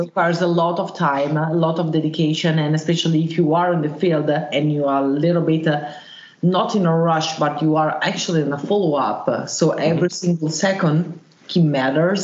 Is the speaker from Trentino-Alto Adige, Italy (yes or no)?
no; Milan, Lombardy, Italy; I was born in Italy, in uh, in Mailand